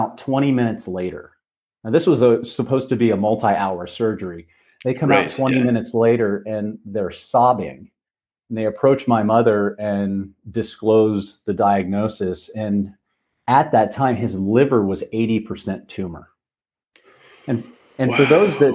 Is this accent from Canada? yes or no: no; north of Dayton, Ohio, United States; moved away; I grew up in Ohio, okay. About 20 minutes north of Dayton